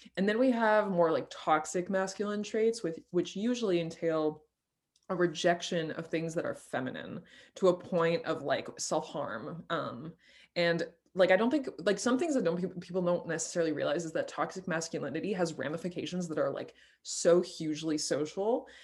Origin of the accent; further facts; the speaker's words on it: France; moved away; I grew up in France